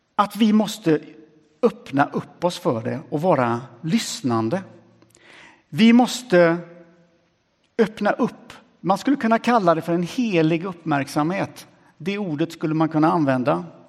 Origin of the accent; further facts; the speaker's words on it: Sweden; kommer jag från Sverige Ganska ung och sprättig.